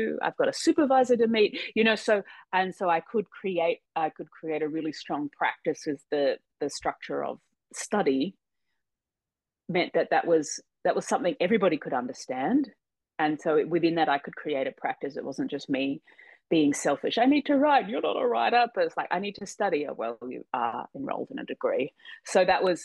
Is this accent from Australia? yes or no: yes; Australia; I'm Australian